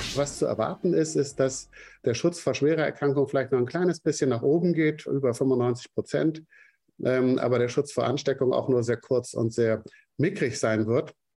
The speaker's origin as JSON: {"language": "German", "region": "Rhineland-Palatinate", "country": "Germany", "said": "da, wo ich herkomme, in der Pfalz"}